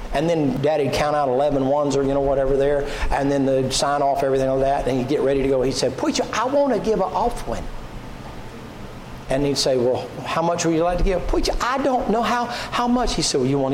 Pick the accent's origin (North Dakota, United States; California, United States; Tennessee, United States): Tennessee, United States; also born or lived in Atlanta, Georgia / Rossville, Georgia; I was born in Atlanta, and I was raised in the mountains up here in Tennessee, and that's how I talked